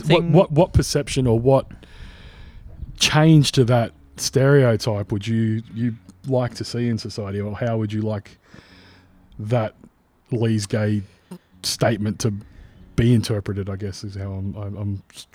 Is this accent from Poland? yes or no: no; Australia; that's something that was like inbred into me growing up in Aussie culture as like a put down to a bloke who was soft or who was weak